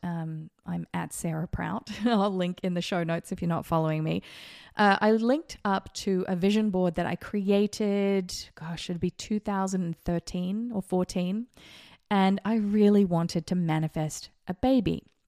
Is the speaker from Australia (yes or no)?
yes; Australia; now in Las Vegas, United States; I grew up in Australia